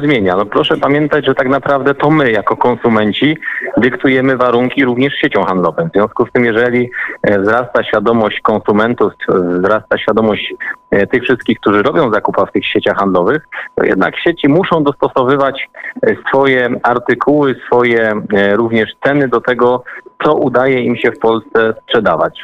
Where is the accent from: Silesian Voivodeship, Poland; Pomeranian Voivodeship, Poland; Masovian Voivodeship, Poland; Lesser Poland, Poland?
Silesian Voivodeship, Poland; Podbeskidzie; ja akurat pochodzę, pochodzę z Podbeskidzia